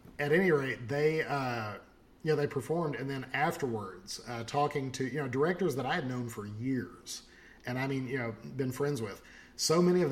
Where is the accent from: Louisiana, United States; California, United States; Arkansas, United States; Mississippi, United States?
Arkansas, United States; I am from Arkansas